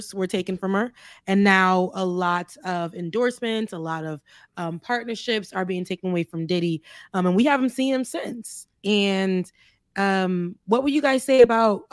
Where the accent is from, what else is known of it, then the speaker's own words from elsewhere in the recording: South Florida, United States; I lived in South Florida. That's where I'm from